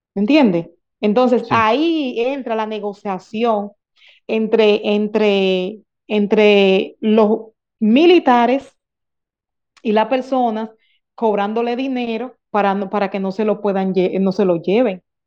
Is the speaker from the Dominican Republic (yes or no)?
yes; Dominican Republic; soy nacida y criada de un batey